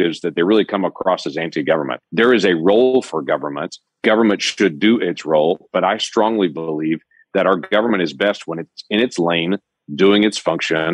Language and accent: English; United States; We're Americans.